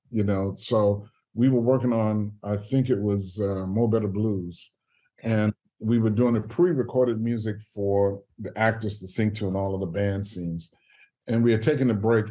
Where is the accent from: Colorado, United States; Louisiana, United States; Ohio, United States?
Louisiana, United States; New Orleans; moved away as an adult; also born or lived in New York; growing up in New Orleans